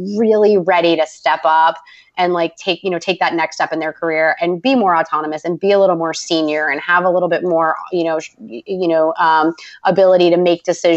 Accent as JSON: {"language": "English", "town": "Boston", "region": "Massachusetts", "country": "United States", "said": "I'm from Boston."}